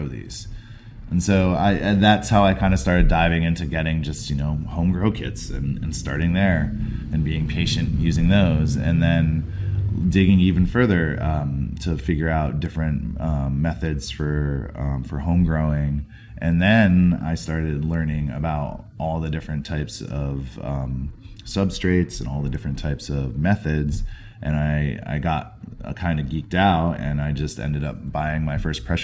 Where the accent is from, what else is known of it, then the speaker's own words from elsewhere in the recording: New Hampshire, United States; now in San Francisco, United States; I'm originally from the East Coast. I grew up in New Hampshire.